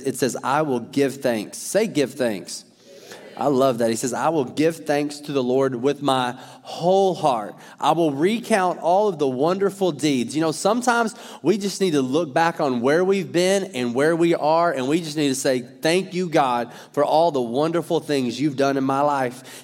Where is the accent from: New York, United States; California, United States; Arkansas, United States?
Arkansas, United States; I'm from Arkansas